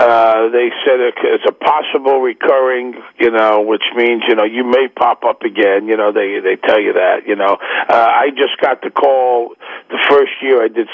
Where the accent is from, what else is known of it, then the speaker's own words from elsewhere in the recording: Brooklyn, New York, United States; now in Manhattan, United States; I live in Manhattan. I'm from Brooklyn. People that I grew up with don't eat jar sauce.